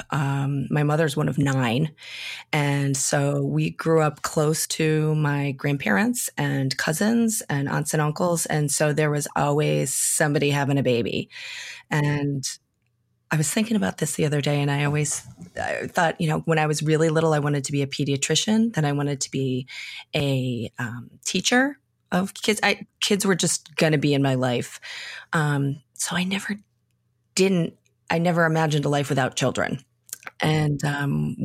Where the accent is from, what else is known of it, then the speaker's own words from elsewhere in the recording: Western Massachusetts, United States; we have a large Irish American population near where I grew up in Western Massachusetts